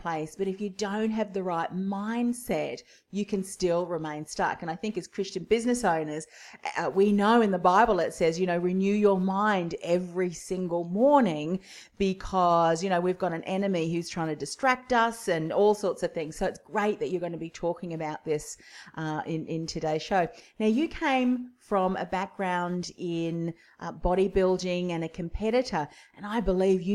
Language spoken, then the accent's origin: English; Whitford, Auckland, New Zealand; accent: Kiwi twang; now in Australia; I'm actually a Kiwi too. Have been here a lot longer than that.